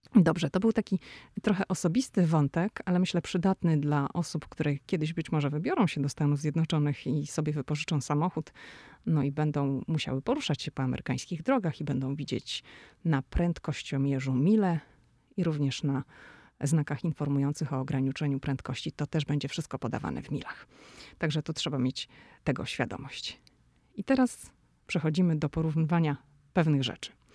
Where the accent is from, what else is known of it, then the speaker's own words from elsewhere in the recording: Szczecin, West Pomeranian Voivodeship, Poland; moved away as an adult; now in Washington, United States; Ja jestem ze Szczecina